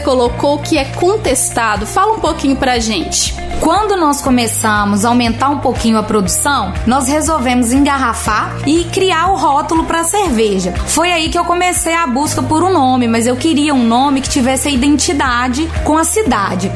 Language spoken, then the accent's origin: Portuguese; Belo Horizonte, Minas Gerais, Brazil; moved away as an adult; now in Mantena, Brazil; sou natural de Belo Horizonte. Há 10 anos que eu moro na cidade de Mantena